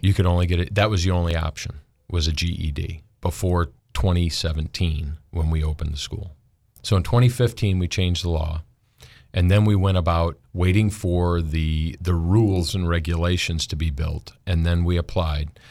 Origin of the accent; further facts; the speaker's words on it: Michigan, United States; moved away as an adult; also born or lived in Buchanan, Michigan / Denver / Charlotte / Hampstead, Maryland; now in Arkansas, United States; I grew up in Michigan